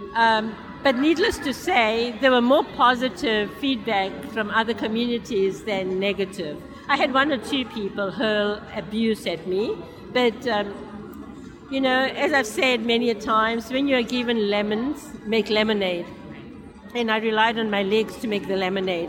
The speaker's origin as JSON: {"language": "English", "town": "Durban", "region": "KwaZulu-Natal", "country": "South Africa"}